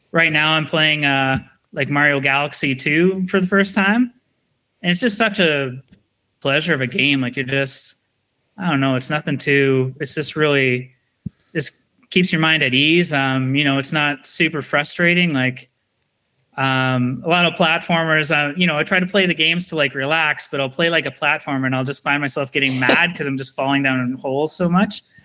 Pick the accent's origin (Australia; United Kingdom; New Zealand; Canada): Canada; being Canadian